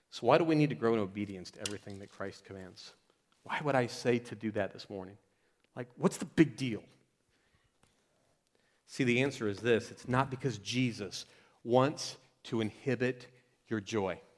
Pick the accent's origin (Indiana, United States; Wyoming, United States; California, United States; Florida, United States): Florida, United States; I moved from Florida, where we have big gators. Y'all have big spiders here, like big, ugly spiders.